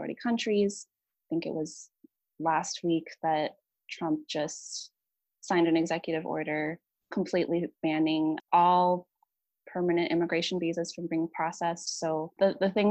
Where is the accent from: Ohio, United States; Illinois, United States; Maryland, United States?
Ohio, United States; I grew up in the US, I grew up in Ohio pretty much my whole life